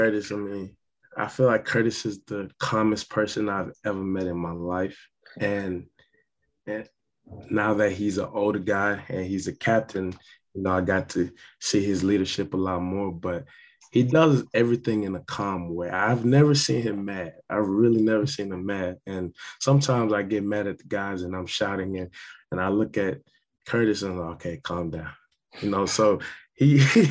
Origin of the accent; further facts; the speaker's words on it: St. Kitts & Nevis; moved away; also born or lived in Oklahoma, United States / Ohio, United States; growing up in Ireland, St. Kitts, you know, it's not a lot of resources there, especially, you know, moving to Oklahoma